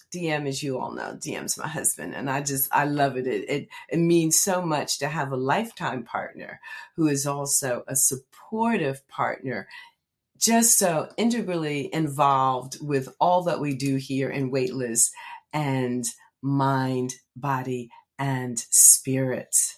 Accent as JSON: {"language": "English", "town": "Red Bank", "region": "New Jersey", "country": "United States", "tie": "born or raised there", "said": "Red Bank is in the house, my hometown"}